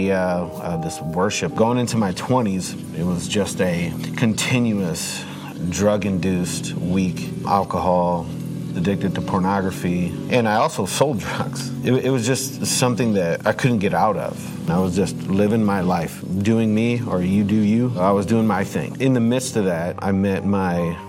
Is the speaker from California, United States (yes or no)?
no; New Jersey, United States; When I was a kid living in New Jersey, we lived in an older house